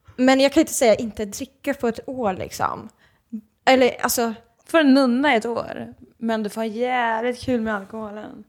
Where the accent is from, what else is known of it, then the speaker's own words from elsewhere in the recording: Norrköping, Östergötland, Sweden; moved away as an adult; also born or lived in Malmö; now in Gothenburg, Sweden; Åker hem till Norrköping